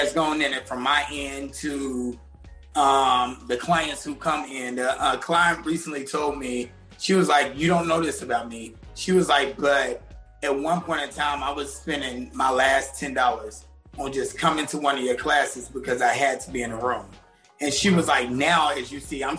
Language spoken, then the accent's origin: English; Tennessee, United States; I'm from Tennessee